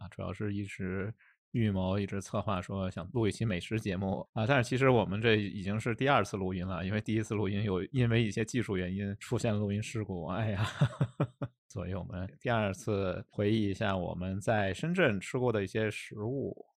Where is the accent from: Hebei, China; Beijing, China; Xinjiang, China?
Beijing, China; moved away; also born or lived in Shenzhen; 我的家乡可能被大家认为也是一个美食荒漠吧，就北京可能也是一个美食沙漠，并没有什么北京美食。